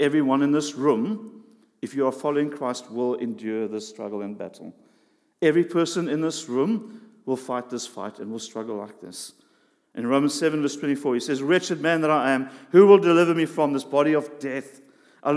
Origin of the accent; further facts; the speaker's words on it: South Africa; We grew up in South Africa